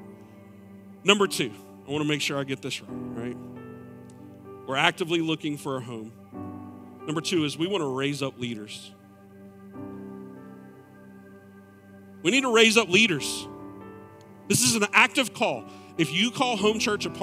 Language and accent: English; Clover, United States; moved away; my hometown of Clover